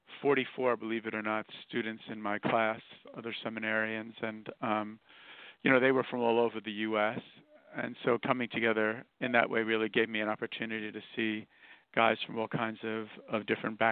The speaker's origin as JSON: {"language": "English", "town": "New York City", "region": "New York", "country": "United States", "tie": "born or raised there", "also_born_or_lived": "Queens, New York", "said": "I was born here in Brooklyn, New York, and Irish immigrant parents"}